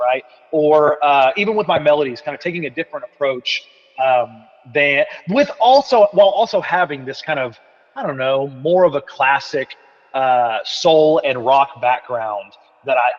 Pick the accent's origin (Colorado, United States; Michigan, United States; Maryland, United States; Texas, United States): Texas, United States; East; my hometown, being in East Texas